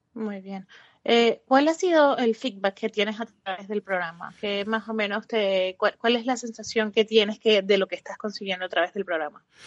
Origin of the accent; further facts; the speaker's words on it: Venezuela; eres de Venezuela como yo